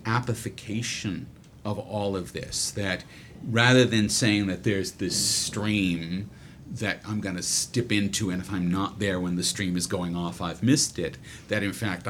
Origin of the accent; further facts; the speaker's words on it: United States; moved away as an adult; now in Australia; as an American